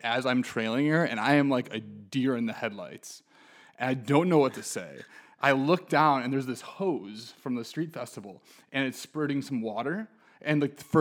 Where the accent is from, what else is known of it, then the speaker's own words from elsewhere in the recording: Chicago, Illinois, United States; moved away; I'm from Chicago originally